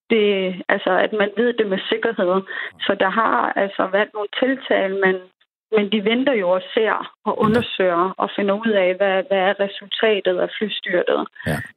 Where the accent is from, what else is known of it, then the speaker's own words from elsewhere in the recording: Denmark; also born or lived in Iran / United States; jeg er fra Danmark